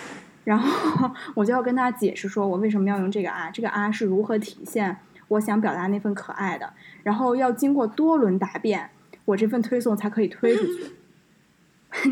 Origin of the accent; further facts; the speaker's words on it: Beijing, China; 作为一个北京人